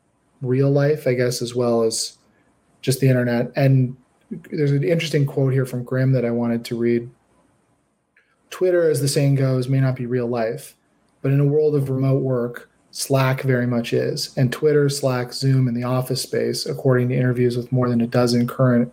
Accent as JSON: {"language": "English", "country": "Canada", "said": "I'm a Canadian"}